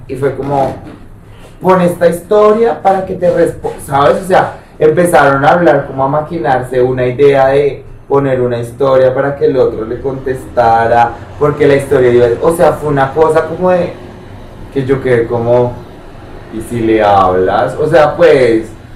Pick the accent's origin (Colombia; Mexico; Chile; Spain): Colombia; yo soy de pueblo, pero pues en mi pueblo nunca pasó nada